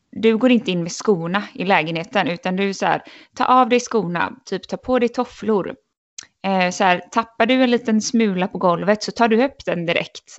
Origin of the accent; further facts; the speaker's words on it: Sweden; moved away as an adult; min lillebror var väldigt sjuk hemma i Sverige